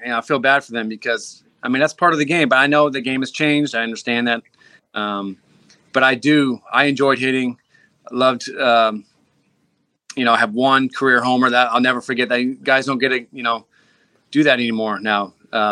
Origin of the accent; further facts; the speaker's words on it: Seattle, Washington, United States; moved away as an adult; also born or lived in Philadelphia; I grew up in Seattle